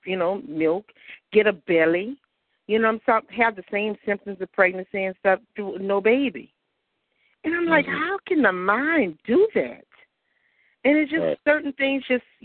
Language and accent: English; the South, United States; when you grow up in the South, and you know, in Christianity